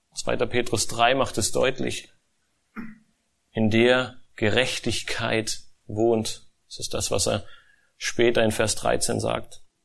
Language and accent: German; Germany; als Deutsche